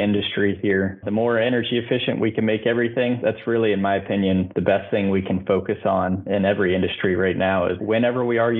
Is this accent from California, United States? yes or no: no; Louisville, Kentucky, United States; I grew up in Kentucky and living on the Ohio River in Louisville, Kentucky